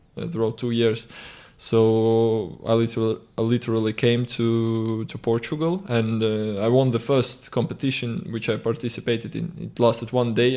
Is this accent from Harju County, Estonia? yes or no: yes; Tallinn, Harju County, Estonia; I always, uh, like coming back to Tallinn because obviously it's my hometown